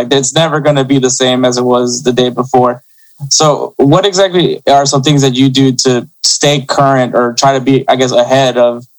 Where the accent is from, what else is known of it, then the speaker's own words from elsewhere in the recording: Houston, Texas, United States; I'm from Houston